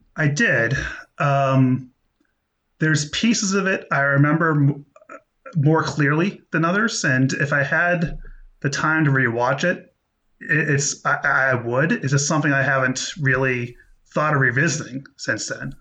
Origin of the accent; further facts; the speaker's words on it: United States; I'm American